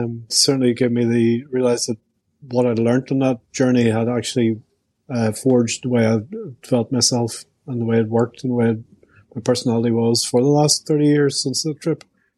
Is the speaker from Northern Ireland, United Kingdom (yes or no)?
yes; Belfast, Northern Ireland, United Kingdom; moved away as an adult; I grew up in Belfast in the 60s and 70s. And the troubles are in full spate. I went to school in the center of Belfast.